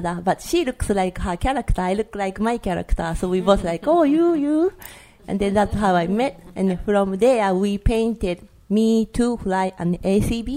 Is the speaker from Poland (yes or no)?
no; Japan; English is a second language; moved away as an adult; now in New York, United States; I studied graffiti painting on 1998 in Japan, in my hometown